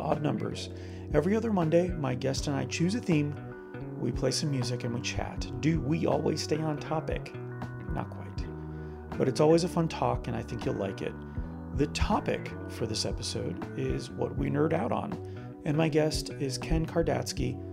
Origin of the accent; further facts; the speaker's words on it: Canada; now in Orlando, United States; I'm Canadian